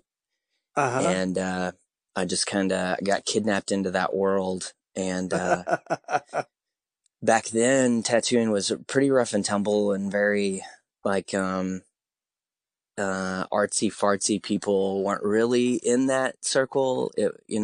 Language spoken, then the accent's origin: English; Crane, Missouri, United States; moved away; I grew up in Crane